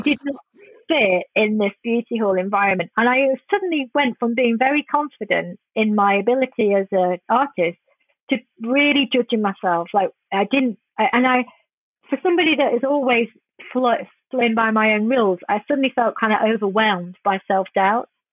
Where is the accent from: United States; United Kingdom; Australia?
United Kingdom; England; I'm quite ashamed a lot of times being English